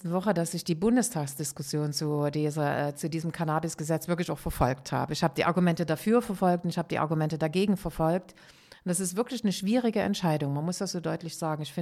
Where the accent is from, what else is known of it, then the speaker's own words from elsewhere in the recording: Amsterdam, North Holland, Netherlands; Ich komme aus Amsterdam und insofern freue ich mich auf den Termin sehr.